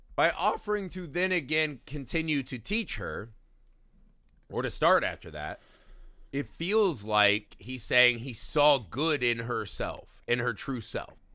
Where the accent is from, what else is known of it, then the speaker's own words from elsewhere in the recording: United States; we as an American audience